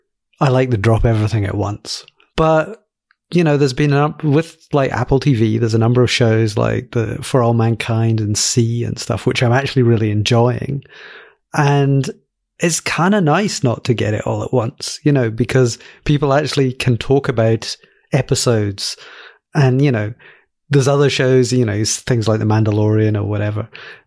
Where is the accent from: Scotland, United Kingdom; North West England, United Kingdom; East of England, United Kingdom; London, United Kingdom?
Scotland, United Kingdom; Glasgow; So, I'm from Glasgow in Scotland. My accent sounds a bit in the middle between Scotland and England because my mum grew up in the south of England. So I kind of like sound English in Scotlan